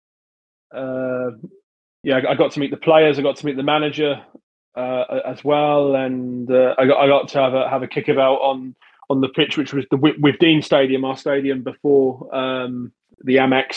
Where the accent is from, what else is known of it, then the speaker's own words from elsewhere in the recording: Brighton, South East England, United Kingdom; I was born in Brighton.